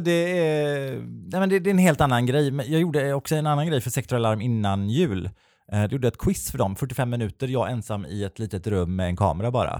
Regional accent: Kungälv, Västra Götaland, Sweden; Jag är ju från Kungälv som är en liten nazistisk ort två mil mm. norr, om, eh, norr om Göteborg

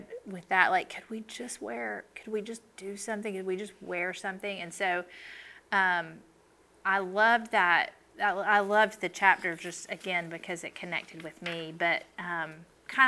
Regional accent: the South, United States; I grew up in the South

